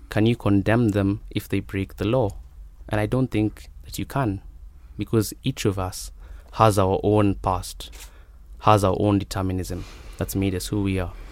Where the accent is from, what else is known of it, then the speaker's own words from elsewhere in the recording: Nairobi, Kenya; I'm from Nairobi